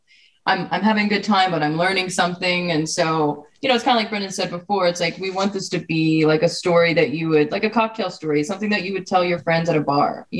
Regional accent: the South, United States; grew up in the South

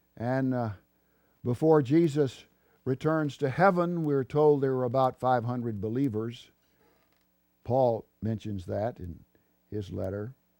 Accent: Texas, United States; Texas, my home state

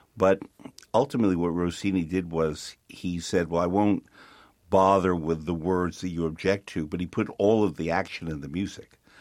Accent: New York, United States; as a New Yorker

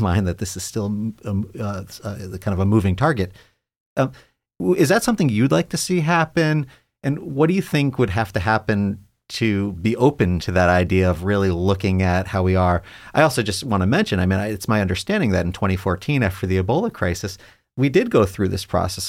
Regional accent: New York, United States; now in Ohio, United States; I'm a New Yorker

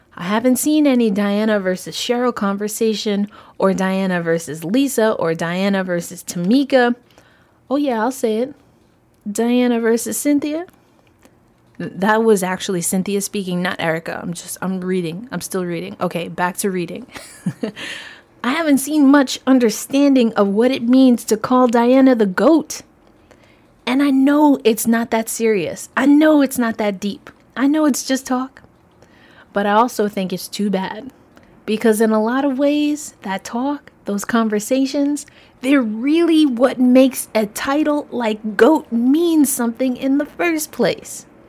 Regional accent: New York, United States; I'm a New Yorker.

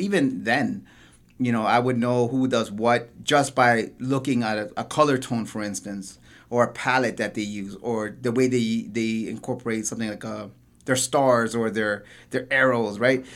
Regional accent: Toronto, Ontario, Canada; I'm originally from Parkdale

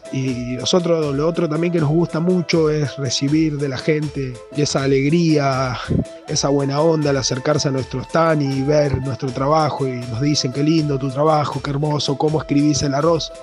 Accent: La Plata, Buenos Aires Province, Argentina; soy de La Plata, escribo nombres sobre granos de arroz

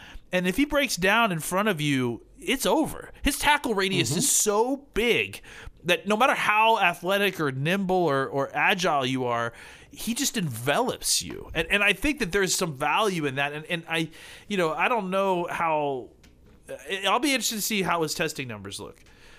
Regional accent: Dallas, Texas, United States; I'm from Dallas.

